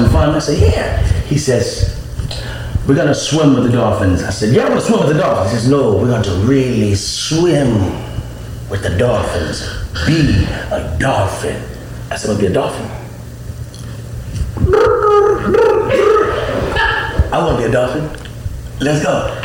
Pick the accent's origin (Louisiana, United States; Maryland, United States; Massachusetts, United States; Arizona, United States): Louisiana, United States; Alexandria; moved away; I'm from Alexandria, Louisiana. We ain't even got dolphins